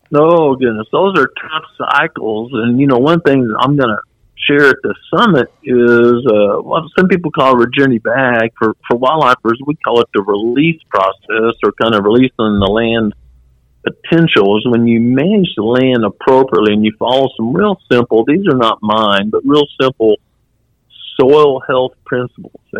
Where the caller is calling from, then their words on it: Missouri, United States; I'm just north of Branson, Missouri. A lot of people travel to Branson, and so some people will recognize that.